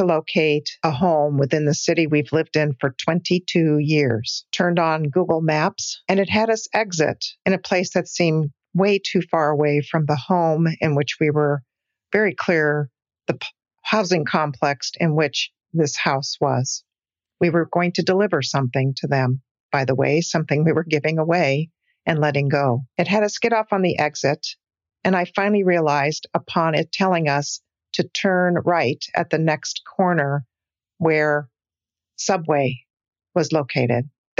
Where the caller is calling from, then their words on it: Pittsburgh, California, United States; from Pittsburgh, California, and I've been a Patreon member for several years.